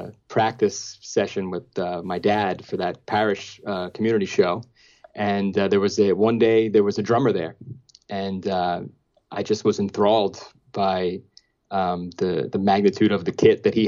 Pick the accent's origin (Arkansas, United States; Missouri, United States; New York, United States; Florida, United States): New York, United States; New York City; I grew up in Marine Park, Brooklyn